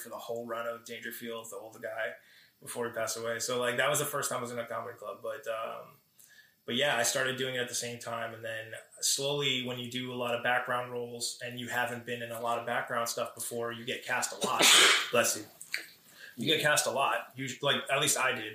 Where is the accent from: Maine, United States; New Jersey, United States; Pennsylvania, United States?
New Jersey, United States; Paramus; also born or lived in Bronx, New York / Los Angeles; I've grown up in Paramus most of my life